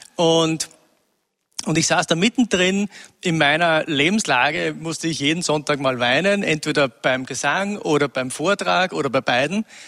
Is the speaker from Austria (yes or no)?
yes; Upper Austria, Austria; ich wurde in Oberösterreich geboren, in einem kleinen Nest, 1000 Einwohner. Ähm, und wurde dort sozialisiert in den 70er Jahren